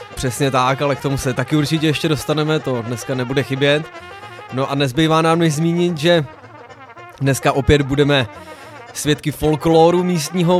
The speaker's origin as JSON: {"language": "Czech", "country": "Czechia", "said": "jsme Češi"}